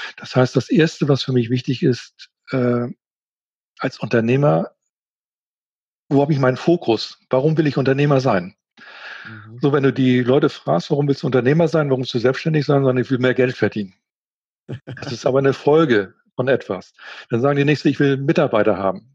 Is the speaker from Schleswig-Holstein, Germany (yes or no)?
yes; Schleswig-Holstein, Germany; also born or lived in Hamburg; Ich komme aus Norddeutschland, genau gesagt aus Schleswig-Holstein, komme aus einer Handelsfamilie